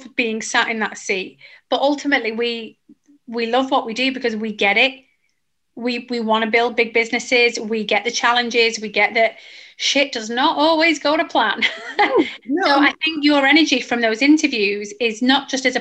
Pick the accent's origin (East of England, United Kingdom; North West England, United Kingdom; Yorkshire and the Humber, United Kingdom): North West England, United Kingdom; Manchester; accent: northern; moved away as an adult; I'm from Manchester. We're very northern